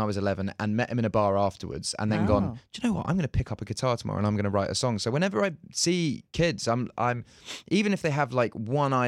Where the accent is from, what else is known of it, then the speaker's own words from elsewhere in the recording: United Kingdom; comes from being British. I think in Britain, we're sort